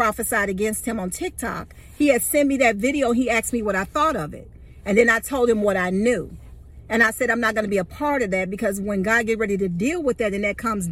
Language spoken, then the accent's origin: English; Chicago, Illinois, United States; also born or lived in Georgia / Atlanta; now in Texas, United States; I'm originally from Chicago, but I've lived in Georgia for 27 years before I moved to Texas